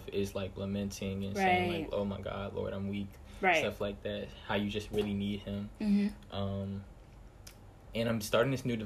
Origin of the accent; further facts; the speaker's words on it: Clinton, Maryland, United States; also born or lived in Hampton, Virginia; I'm from Clinton, Maryland.